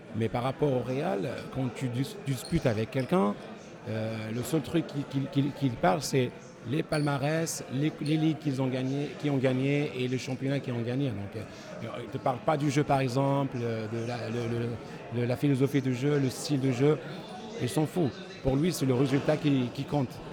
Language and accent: French; Tangier, Tanger-Tetouan-Al Hoceima, Morocco; je viens de Tanger